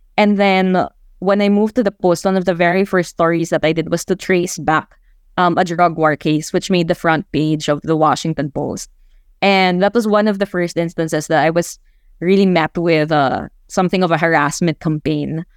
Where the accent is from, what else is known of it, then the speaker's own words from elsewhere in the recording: Mindanao, Philippines; growing up in Mindanao